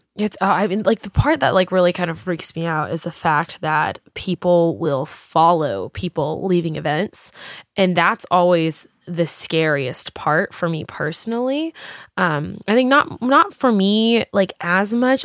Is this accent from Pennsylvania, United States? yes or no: no; Texas, United States; now in Los Angeles, United States; growing up in Texas